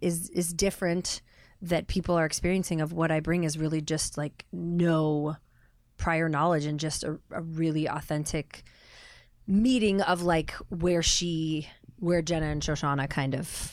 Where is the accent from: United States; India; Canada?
United States; Pacific Northwest; The Northwest, Oregon, okay. Washington.